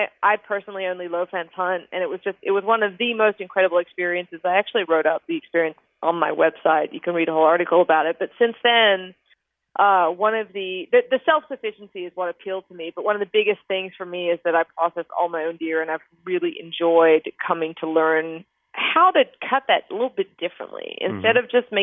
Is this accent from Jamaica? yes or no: no; Australia; moved away as an adult; now in Austin, United States; I'm originally from Australia, and I technically moved about 3 years ago